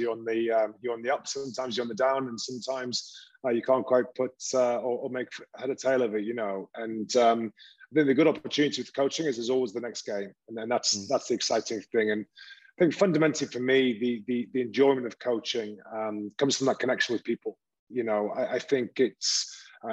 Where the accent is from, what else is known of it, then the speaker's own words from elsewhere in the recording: Newcastle upon Tyne, North East England, United Kingdom; accent: Geordie; now in Italy; where I was brought up in Newcastle